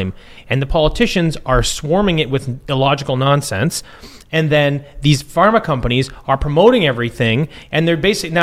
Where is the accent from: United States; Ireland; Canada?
Canada; Orillia, Ontario; moved away; I grew up up in Orillia, Peckerwood from the bush.